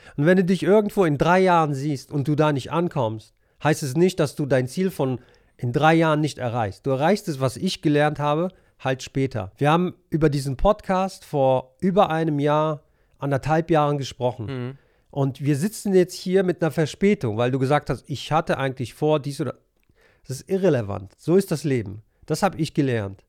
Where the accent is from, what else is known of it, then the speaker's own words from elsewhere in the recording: Monheim am Rhein, North Rhine-Westphalia, Germany; moved away as an adult; also born or lived in Helsinki, Finland / Poland; ich bin äh, in Monheim groß geworden. Mhm. Ich bin hier aufgewachsen.